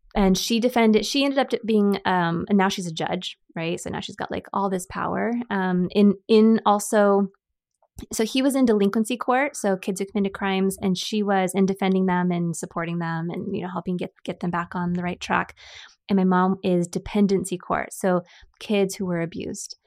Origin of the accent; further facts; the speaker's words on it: San Diego, California, United States; also born or lived in Chula Vista / Bonita; San Diego, born and raised.